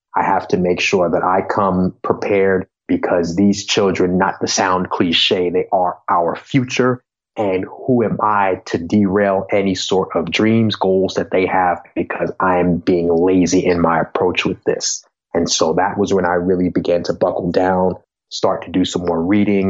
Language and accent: English; Long Island, New York, United States; where I grew up on Long Island and in New York